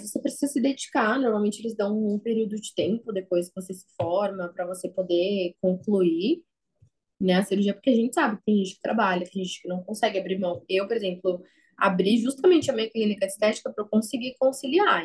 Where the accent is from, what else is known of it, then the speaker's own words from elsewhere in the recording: São Paulo, Brazil; Eu sou aqui da capital de São Paulo mesmo.